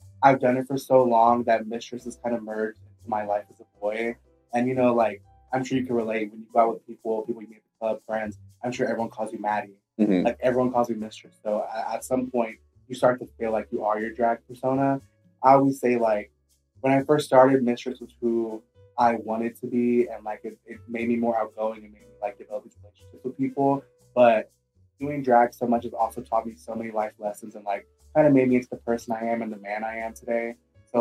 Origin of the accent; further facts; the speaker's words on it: Houston, Texas, United States; I'm very proud to be from my hometown, Houston, Texas